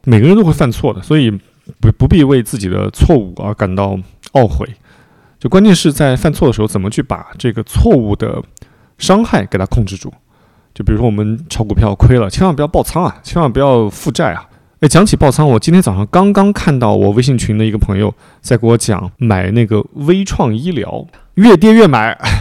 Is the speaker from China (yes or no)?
yes; a small city in Anhui, China; moved away; 因为我是那个安徽一个小城市的长大的嘛